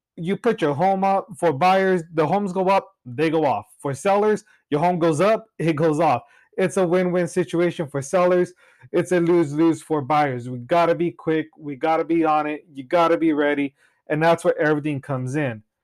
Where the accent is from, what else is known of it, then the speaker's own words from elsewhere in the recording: Cutler, California, United States; now in Clovis, United States; I've been born and raised in Cutler, Rosee, California